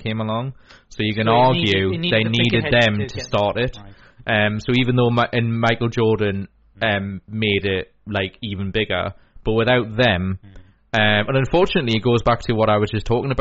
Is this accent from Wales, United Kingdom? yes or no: no; Newcastle upon Tyne, North East England, United Kingdom; So we're from the Newcastle area, so we support Newcastle United